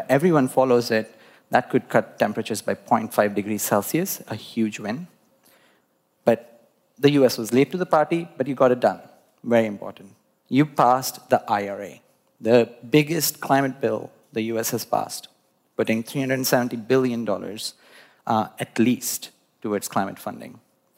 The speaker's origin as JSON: {"language": "English", "country": "India", "tie": "born there", "said": "I was born in India"}